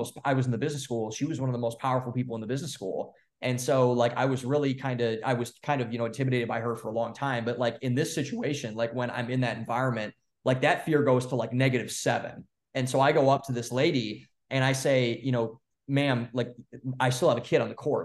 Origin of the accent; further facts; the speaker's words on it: Cleveland, Ohio, United States; also born or lived in Columbus, Ohio; So I grew up in Cleveland, and then I went to school in Columbus, Ohio